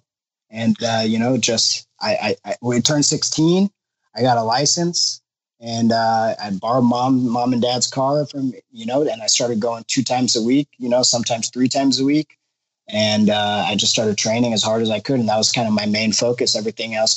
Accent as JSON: {"language": "English", "town": "Los Angeles", "region": "California", "country": "United States", "tie": "born or raised there", "said": "I grew up in Los Angeles"}